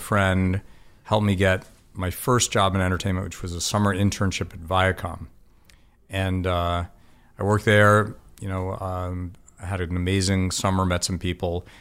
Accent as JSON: {"language": "English", "town": "South Orange", "region": "New Jersey", "country": "United States", "tie": "born or raised there", "also_born_or_lived": "Boston, Massachusetts", "said": "I grew up in Boston and then New Jersey"}